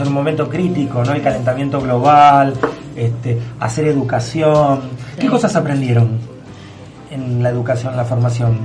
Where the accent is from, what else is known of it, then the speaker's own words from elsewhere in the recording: Argentina; como argentinos